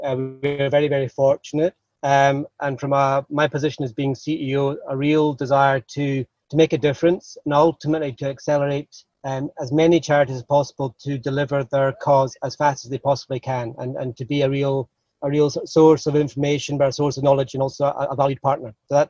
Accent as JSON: {"language": "English", "town": "Aberdeen", "region": "Scotland", "country": "United Kingdom", "tie": "born or raised there", "also_born_or_lived": "Europe / Africa", "moved": "as an adult", "said": "So I think probably everyone can hear from my accent. I hail from north of the border. I grew up in Scotland, in Aberdeen. But then I spent 15, 20 years living abroad, mainly in Europe, but a little bit in Africa as well."}